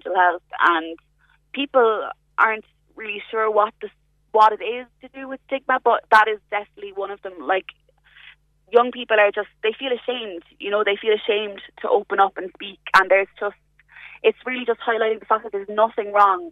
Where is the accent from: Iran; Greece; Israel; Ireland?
Ireland; I'm from Kilbert originally